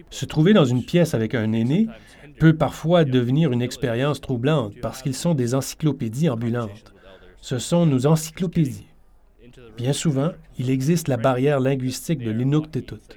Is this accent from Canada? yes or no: yes; Iqaluit, Nunavut, Canada; Je suis originaire d'Iqaluit